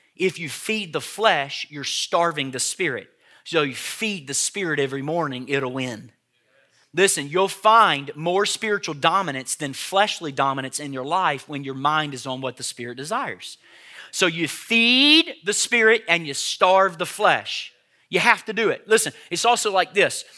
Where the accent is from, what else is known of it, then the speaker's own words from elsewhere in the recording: Tennessee, United States; I grew up on Hamburger Helper in Tennessee